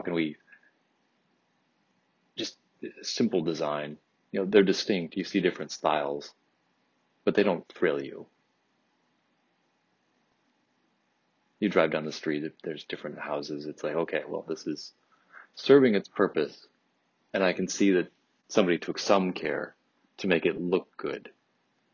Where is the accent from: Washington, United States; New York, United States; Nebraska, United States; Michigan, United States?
Michigan, United States; Troy; I grew up in Troy, which definitely has, I grew up in a very nice, very big house